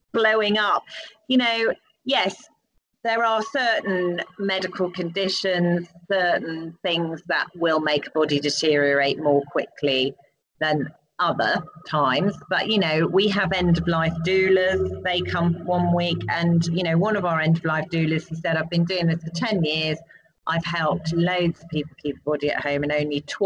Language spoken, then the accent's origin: English; United Kingdom; as British people